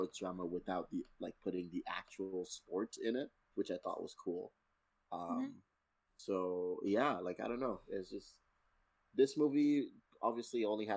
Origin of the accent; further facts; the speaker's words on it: Nigeria; I am Nigerian